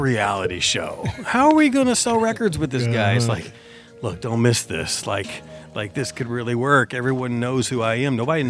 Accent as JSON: {"language": "English", "town": "Owensboro", "region": "Kentucky", "country": "United States", "tie": "born or raised there", "said": "And I had opened for him in Owensboro in my hometown."}